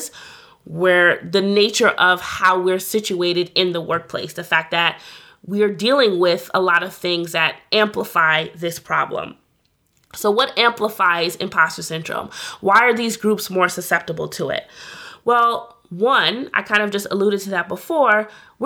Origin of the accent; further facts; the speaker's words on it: New York City, New York, United States; I'm from New York